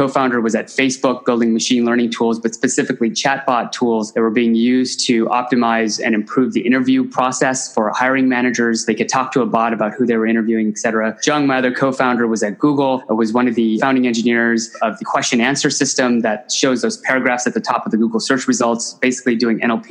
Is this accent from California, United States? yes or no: yes; Silicon Valley, Bay Area, California, United States; I grew up in Silicon Valley here in the Bay Area.